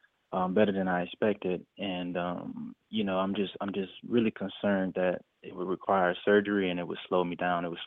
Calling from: Florida, United States; calling in from Florida.

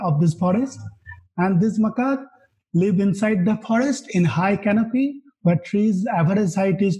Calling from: Bangalore, Karnataka, India; Today, I'm calling from Bangalore, India.

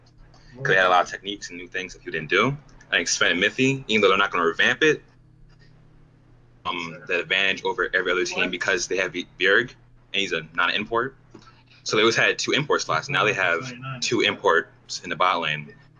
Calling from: Philadelphia, Pennsylvania, United States; I'm calling from Philly.

